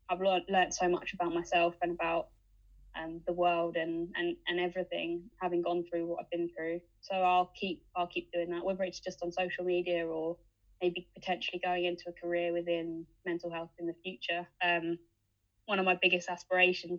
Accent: United Kingdom; It just sums us up as British people

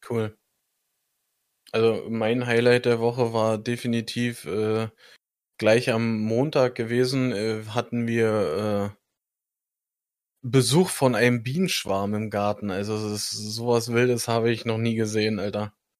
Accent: Germany; Ich als Deutscher

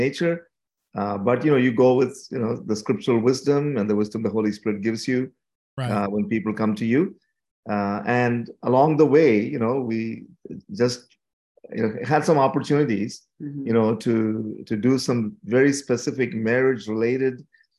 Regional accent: India; moved away as an adult; also born or lived in Canada; now in St. Catharines, Canada; I was born and brought up in India. And when I was 18 years old, our family moved to Canada.

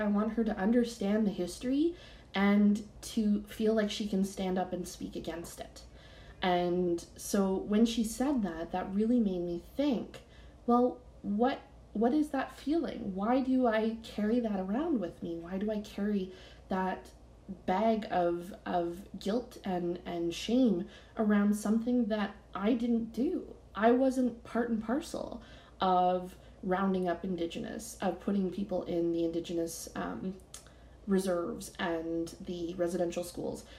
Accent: Canada; I'm Canadian

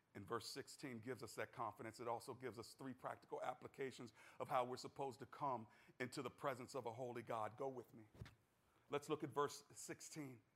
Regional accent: United States; as an American

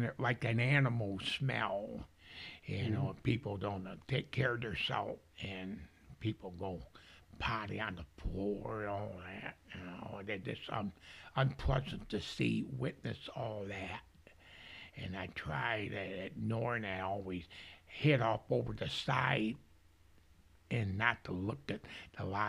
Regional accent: Coldwater, Michigan, United States; those people I grew up with in Coldwater

